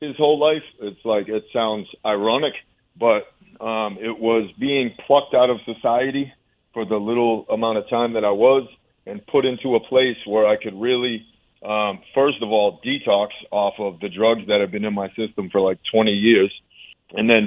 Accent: Orange, Massachusetts, United States; also born or lived in Boston, Massachusetts; I was born in Massachusetts, born in Boston, and we ended up moving to central Mass, almost towards western Mass, Orange, Massachusetts, and it's a really small town

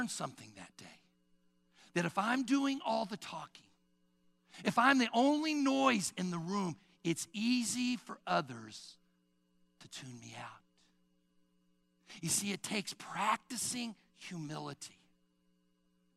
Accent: Sugar Creek, Missouri, United States; I grew up in Sugar Creek, Missouri

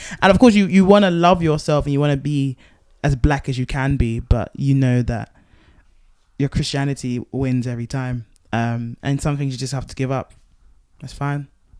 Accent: Nigeria; And even I'm Nigerian, so I sing like

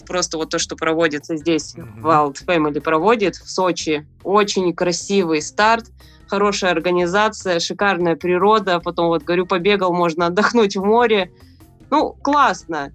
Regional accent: Krasnoyarsk, Krasnoyarsk Krai, Russia; я сама из Красноярска, из Сибири

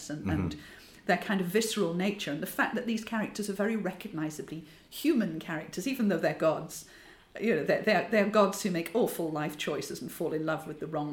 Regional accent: Yorkshire and the Humber, United Kingdom; I'm from Yorkshire

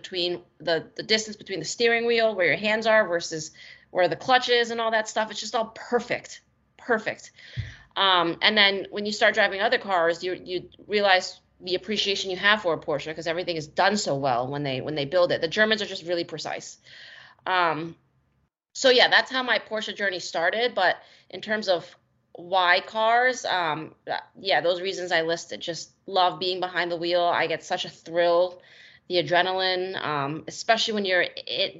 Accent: New Jersey, United States; I grew up in New Jersey

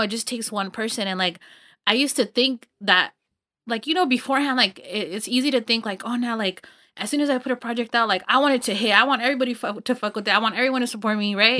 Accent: Los Banos, California, United States; I grew up in Los Baños and it's, like, a small town

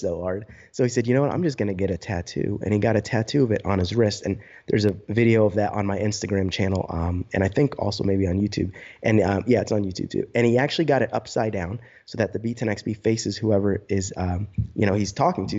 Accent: New Jersey, United States; moved away as an adult; also born or lived in High Point, North Carolina; I'm from New Jersey originally

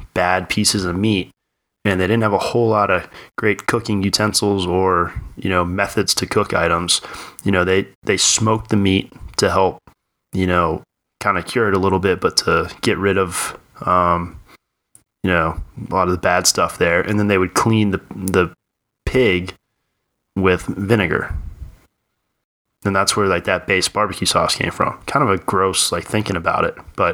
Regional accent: Eastern North Carolina, United States; moved away; also born or lived in Virginia; I grew up in Virginia, North Carolina, like Eastern Carolina

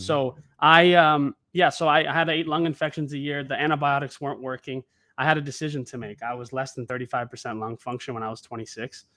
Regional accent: Oregon, United States; moved away as an adult; now in Los Angeles, United States; I'm actually from Oregon originally. I moved to L A about seven years ago.

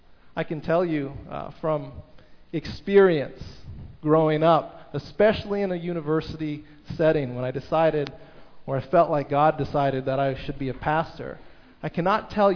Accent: Toronto, Ontario, Canada; also born or lived in United States; I grew up in the States and in Toronto

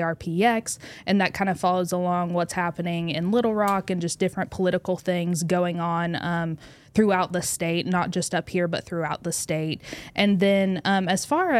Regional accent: Northwest Arkansas, United States; I'm from Northwest Arkansas.

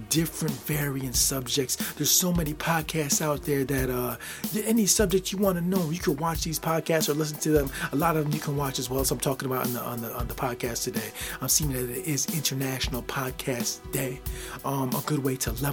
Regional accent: Midwest, United States; I'm from the Midwest, I'm 42 years old

